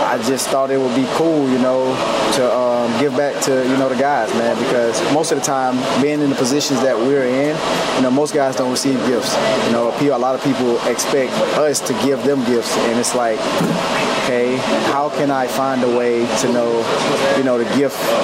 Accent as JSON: {"language": "English", "region": "the South", "country": "United States", "tie": "born or raised there", "said": "growing up, I'm from the South"}